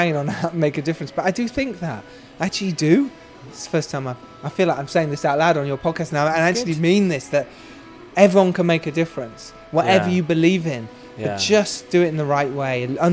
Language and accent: English; United Kingdom; I've actually had to talk myself out of not being too British